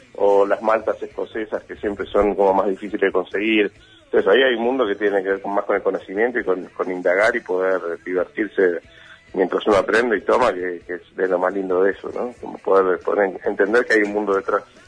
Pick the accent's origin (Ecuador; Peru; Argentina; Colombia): Argentina; una constante en la Argentina que, somos la mezcla de todo lo que vamos encontrando